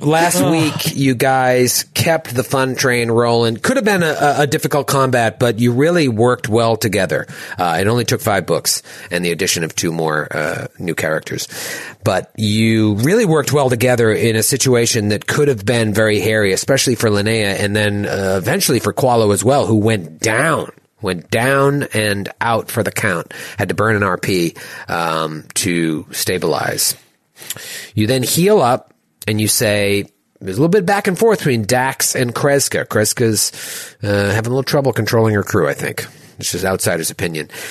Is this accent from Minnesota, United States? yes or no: no; Haverhill, Massachusetts, United States; also born or lived in Danvers, Massachusetts; I went to high school in Danvers, but I grew up in Haverhill.